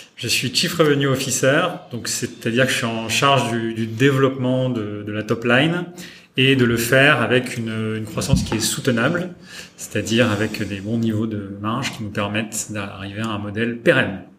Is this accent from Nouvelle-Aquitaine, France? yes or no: yes; Châtellerault, Nouvelle-Aquitaine, France; also born or lived in Poitiers; j'ai grandi euh, dans un, dans un, petit village et, j'allais à l'école euh, dans une petite ville qui s'appelle Châtellerault